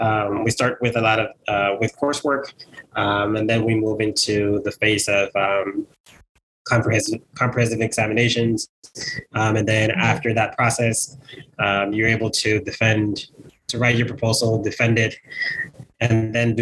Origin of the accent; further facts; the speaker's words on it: Bronx, New York, United States; from the moment I arrived to the United States, I grew up in the Bronx.